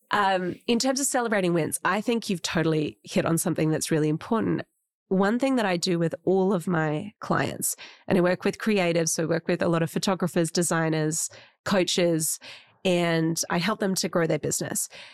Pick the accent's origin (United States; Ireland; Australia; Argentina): Australia; as Australians